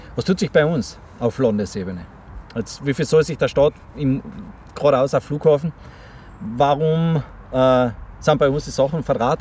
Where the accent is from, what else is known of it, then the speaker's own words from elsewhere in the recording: Tyrol, Austria; ich bin aus Tirol